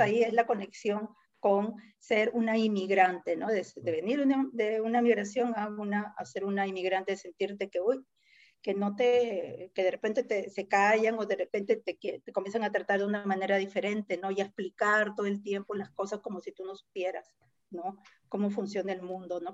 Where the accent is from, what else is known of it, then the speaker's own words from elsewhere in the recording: Lima, Peru; yo nací en Lima, pero mi familia viene de ahí